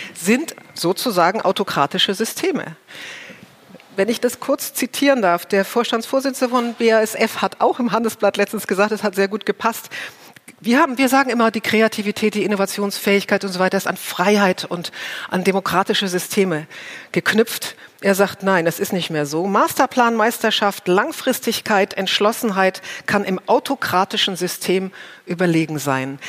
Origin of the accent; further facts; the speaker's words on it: Germany; bei uns in Deutschland